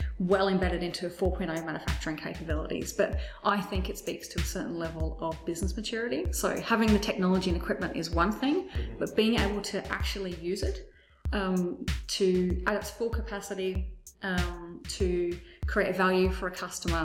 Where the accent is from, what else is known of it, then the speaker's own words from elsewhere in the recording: Penrith, New South Wales, Australia; also born or lived in Bankstown, Australia; now in Brisbane, Australia; I was born in Bankstown, grew up in Penrith